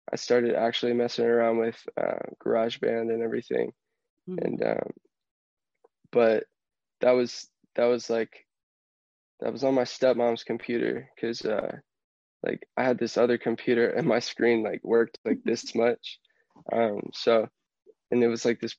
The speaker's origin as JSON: {"language": "English", "town": "Houston", "region": "Texas", "country": "United States", "tie": "born or raised there", "said": "Growing up in Houston"}